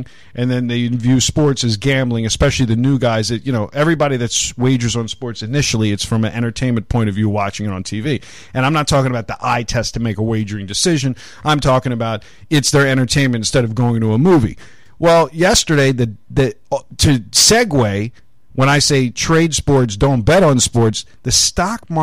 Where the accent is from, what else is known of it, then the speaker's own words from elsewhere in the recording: Baltimore, Maryland, United States; growing up in Baltimore